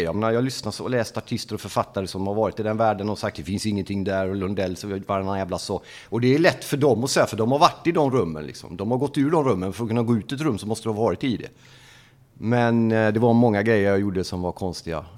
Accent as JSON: {"language": "Swedish", "town": "Gothenburg", "region": "Västra Götaland", "country": "Sweden", "tie": "born or raised there", "moved": "as an adult", "lives_now": "Norrköping, Sweden", "said": "uppväxt i Angered, Lövgärdet, i en förort i Göteborg. Flyttade in till stan när jag var 12"}